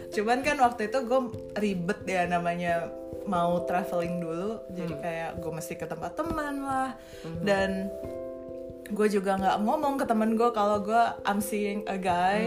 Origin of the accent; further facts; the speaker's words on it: Indonesia; moved away as an adult; now in Sweden; sebagai orang Indo